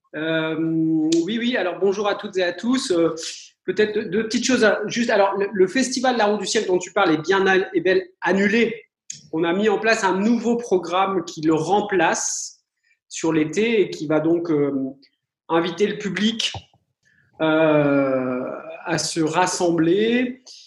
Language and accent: French; France; chez nous en France